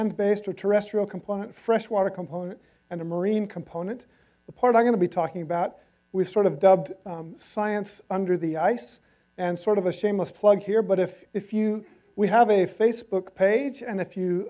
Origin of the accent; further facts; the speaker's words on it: Southern California, United States; moved away as an adult; now in Hamilton, New Zealand; I've been there since 2002, even though I grew up here in Southern California